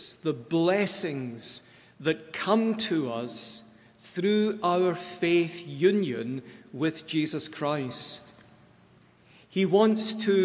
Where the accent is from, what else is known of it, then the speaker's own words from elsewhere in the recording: Scotland, United Kingdom; moved away; I am always from Scotland. Wherever I am in this world, I take Scotland with me.